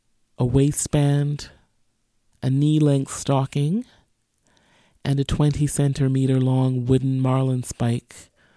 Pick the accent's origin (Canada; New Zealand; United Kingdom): Canada; Newfoundland and Labrador; I grew up in Newfoundland and Labrador. I was a school child. I was always the only Black child in my class.